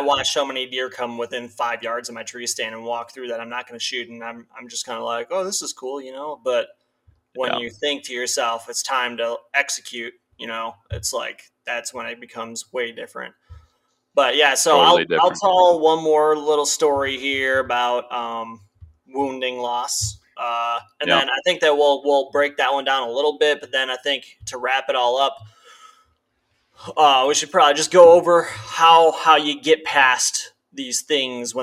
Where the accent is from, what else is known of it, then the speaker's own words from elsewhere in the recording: Midwest, United States; growing up in the Midwest